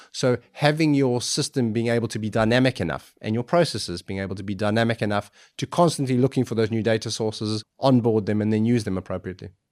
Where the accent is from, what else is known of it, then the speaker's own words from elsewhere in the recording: South Africa; moved away; I grew up in South Africa